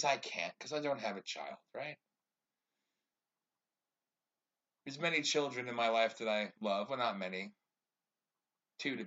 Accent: United States; as an American

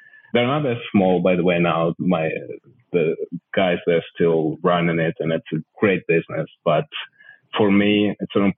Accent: Odesa, Odesa Oblast, Ukraine; moved away as an adult; I'm originally from Odessa. It's Miami of Ukraine. It's a city on the south of the country on the coast of Black Sea. It's an incredible place to grow up, really

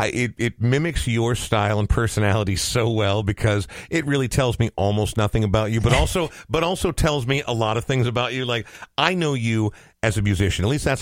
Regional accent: Coon Rapids, Minnesota, United States; I grew up in Coon Rapids, and there's not anything cool about that.

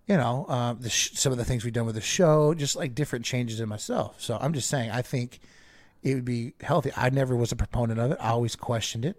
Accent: United States; I'm an American

